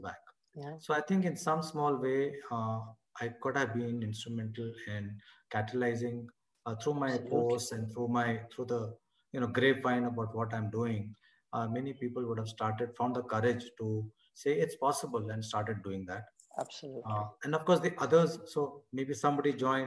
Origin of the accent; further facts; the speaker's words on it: India; now in Delhi, India; I'm already from India